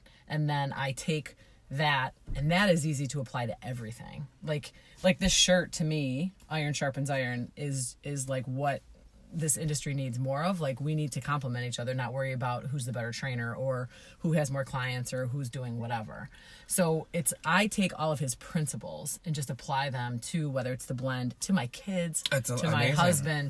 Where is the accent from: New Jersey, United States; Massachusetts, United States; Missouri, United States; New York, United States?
New York, United States; Buffalo; we're from Buffalo